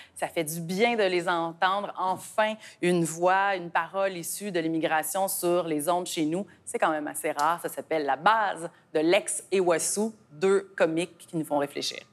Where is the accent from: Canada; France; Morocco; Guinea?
Canada; chez nous au Canada